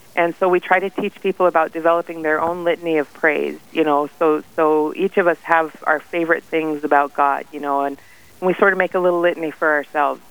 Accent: Faith, South Dakota, United States; I'm from Faith

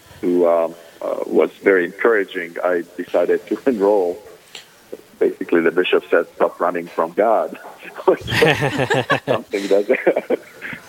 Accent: Ukraine; moved away as an adult; now in Minneapolis, United States; I am originally from Ukraine. I was born and raised there.

